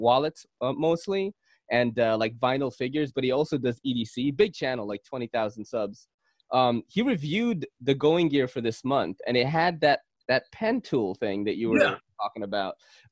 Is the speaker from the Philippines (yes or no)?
yes; Philippines; Oh shit. Hey, that's a stereotype. That's not real. I'm a Filipino, I'm part Spanish.